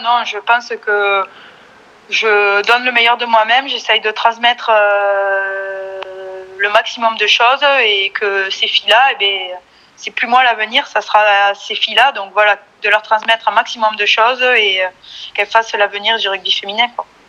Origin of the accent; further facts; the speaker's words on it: Bonrepos, Occitania, France; also born or lived in Tarbes; now in Blagnac, France; je viens d'un petit village qui s'appelle Bon Repos, à côté de Lannemezan, dans les Hautes-Pyrénées